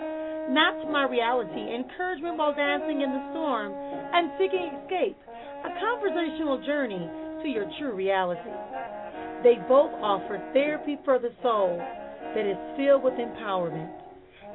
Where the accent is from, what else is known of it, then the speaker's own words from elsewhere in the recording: Milwaukee, Wisconsin, United States; here in my hometown of Milwaukee, Wisconsin.